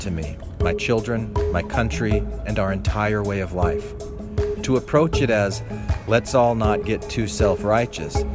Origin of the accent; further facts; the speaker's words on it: Mesa, Arizona, United States; I grew up in Arizona, a neighborhood called Dobson Ranch.